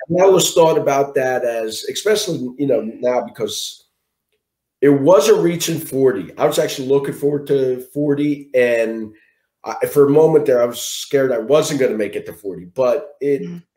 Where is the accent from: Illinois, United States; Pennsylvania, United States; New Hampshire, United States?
Pennsylvania, United States; Philadelphia; I'm from Philadelphia, born and raised in Philadelphia. I live in Mayfair.